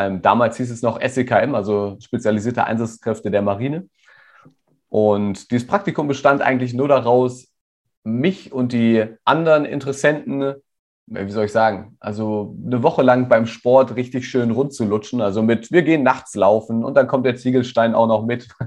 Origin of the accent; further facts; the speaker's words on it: Rodenberg, Lower Saxony, Germany; ja, ich bin hier in Rodenberg in der Nähe von Hannover aufgewachsen.